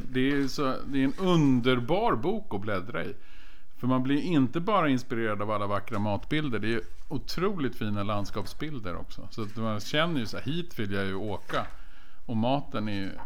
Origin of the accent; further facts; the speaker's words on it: Stockholm, Stockholm County, Sweden; jag har ju redan avslöjat mig som stockholmare